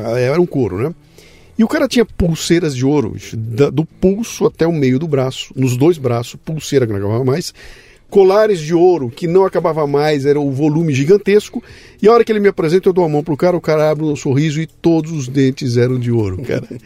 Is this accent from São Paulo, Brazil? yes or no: yes; Bauru, São Paulo, Brazil; a trilha sonora minha, da minha infância, era o que tocava no rádio na época. Tinha, sou de Bauru